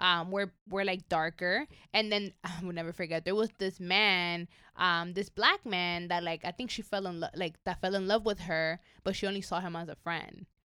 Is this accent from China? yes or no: no; New York, United States; English is a second language; now in Los Angeles, United States; growing up in New York, I, I, I mean, I grew up in an undocumented family